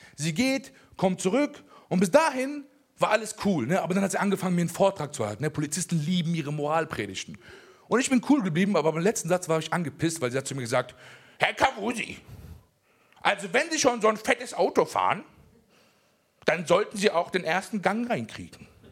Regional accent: Germany; also born or lived in Afghanistan (ancestry); ich in diesem Land geboren bin, ich bin hier aufgewachsen und ich sehe auch Deutschland als meine Heimat

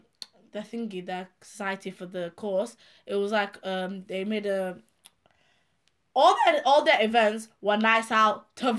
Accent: Kazakhstan; English is a second language; I'm from Kazakhstan.

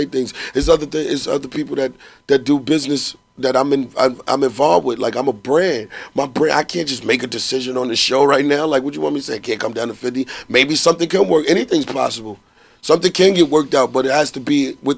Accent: New York City, New York, United States; I'm from Harlem

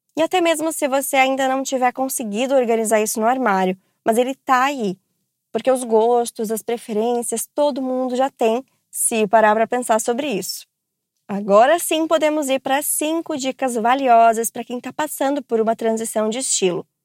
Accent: Santos, São Paulo, Brazil; tenho 33 anos, sou de Santos, São Paulo.

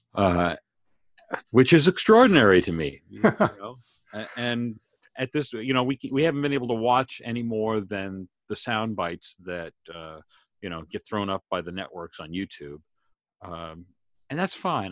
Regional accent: Maine, United States; now in Canada; the area that I grew up in Maine

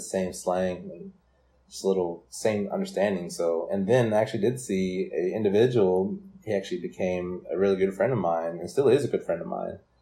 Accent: Brooklyn, Oklahoma, United States; also born or lived in Durant, Oklahoma; I grew up in Brooklyn, Oklahoma, and I graduated from there in 2009.

